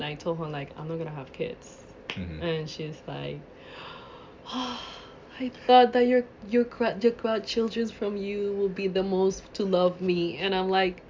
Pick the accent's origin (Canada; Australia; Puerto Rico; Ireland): Puerto Rico; I'm from Puerto Rico